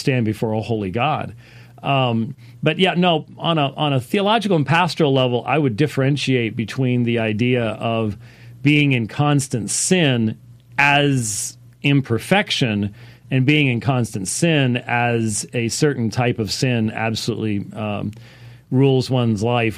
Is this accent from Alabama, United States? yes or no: no; Minneapolis, Minnesota, United States; moved away; I was born in Minneapolis